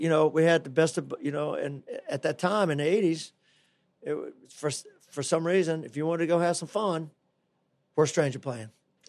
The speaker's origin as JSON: {"language": "English", "region": "Florida", "country": "United States", "tie": "born or raised there", "said": "It's just part of growing up in the Tampa Bay area, I think"}